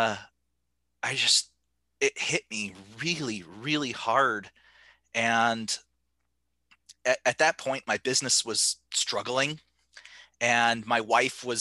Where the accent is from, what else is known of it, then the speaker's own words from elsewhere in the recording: Phoenix, Arizona, United States; moved away as an adult; also born or lived in Seattle area, Washington; now in Seattle, United States; I grew up in Phoenix and Arizona, and I moved to the Seattle area in 2013.